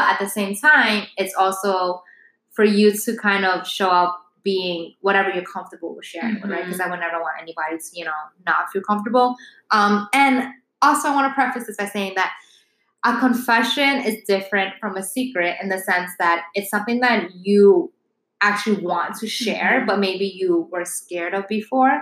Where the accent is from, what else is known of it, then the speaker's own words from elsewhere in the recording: New York City, New York, United States; I'm born and like, okay, no, but where? And I'm like, Manhattan